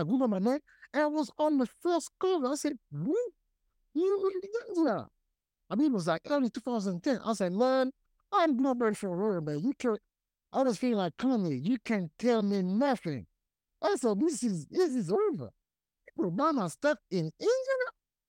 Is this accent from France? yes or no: yes; Paris, Île-de-France, France; born there; I was born in Paris, France.